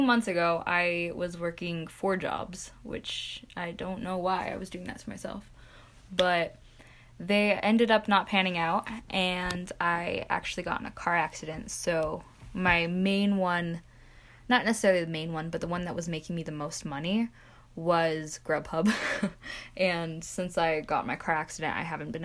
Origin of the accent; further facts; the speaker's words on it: Centerville, Utah, United States; also born or lived in Bountiful, Utah; I am from Centerville, Utah